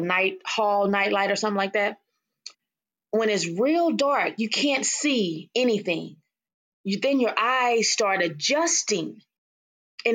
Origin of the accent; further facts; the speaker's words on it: Waco, Texas, United States; I'm from Waco, Texas